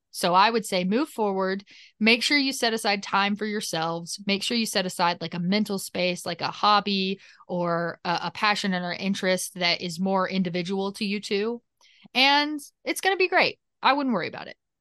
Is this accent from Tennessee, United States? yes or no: yes; Nashville, Tennessee, United States; I'm a podcaster from Nashville, Tennessee, which is in America